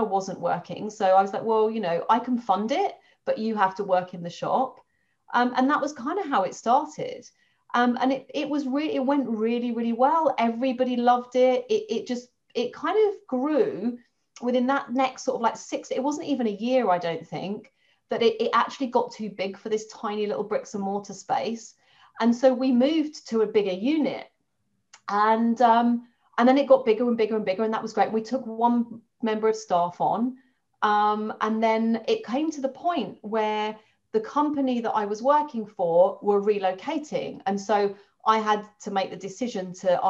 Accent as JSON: {"language": "English", "region": "London", "country": "United Kingdom", "tie": "born or raised there", "moved": "as an adult", "lives_now": "Dorset, United Kingdom", "said": "I'm a Londoner, lived in London all my life"}